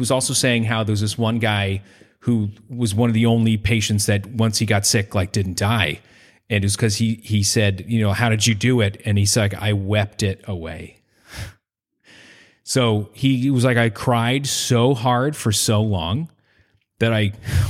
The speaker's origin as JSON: {"language": "English", "region": "Northeast", "country": "United States", "said": "I'm Irish from the Northeast."}